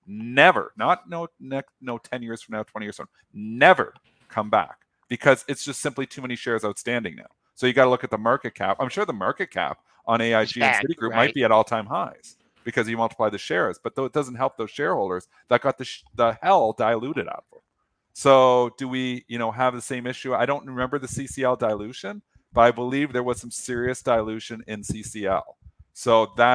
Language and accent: English; Leamington, Ontario, Canada; moved away; I'm from Leamington. Originally